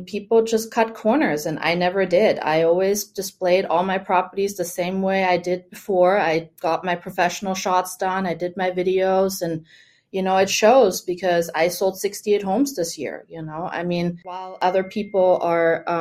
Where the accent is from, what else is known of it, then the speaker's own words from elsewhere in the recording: Germany; first language German; English is a second language; now in Florida, United States; I grew up in Germany